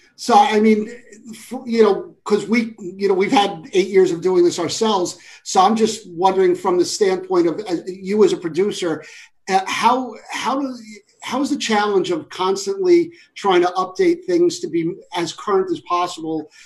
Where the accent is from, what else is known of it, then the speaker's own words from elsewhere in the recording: New York, United States; moved away as an adult; I'm from New York. I came out here ten years ago